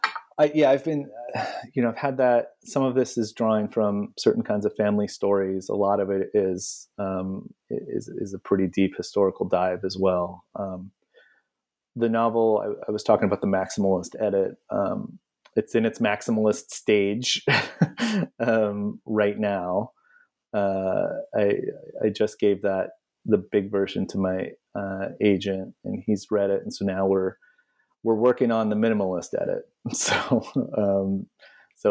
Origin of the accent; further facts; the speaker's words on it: California, United States; I grew up, you know, steps from that border